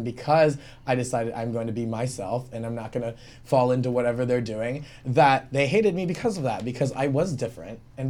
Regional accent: Pensacola, Florida, United States; moved away as an adult; now in Los Angeles, United States; I was from Pensacola, Florida

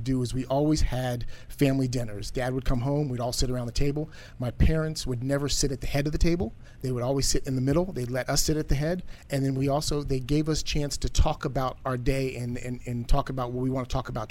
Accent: Washington, District of Columbia, United States; born or raised there

